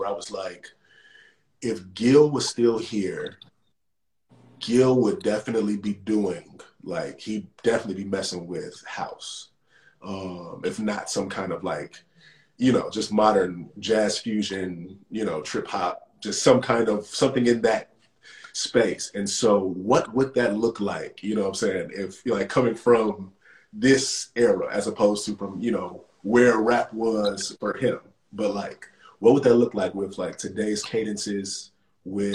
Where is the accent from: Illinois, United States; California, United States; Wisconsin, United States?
Illinois, United States; Chicago; moved away as an adult; also born or lived in New York; now in Los Angeles, United States; I'm from the South Side of Chicago